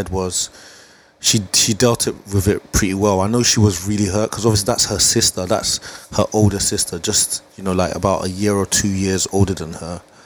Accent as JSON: {"language": "English", "region": "England", "country": "United Kingdom", "tie": "born or raised there", "also_born_or_lived": "Nigeria", "said": "I was born in Nigeria at the age of I came to England at the age of 6"}